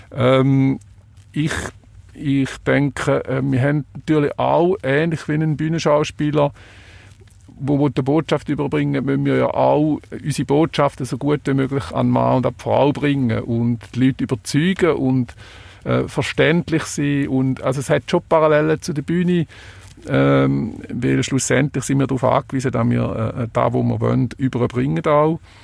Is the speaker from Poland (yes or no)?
no; Switzerland; bei uns in der Schweiz